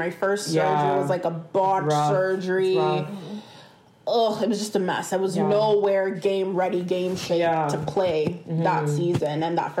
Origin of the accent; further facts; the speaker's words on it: Ontario, Canada; So I'm from the West End. I played for Dixie, Mississauga.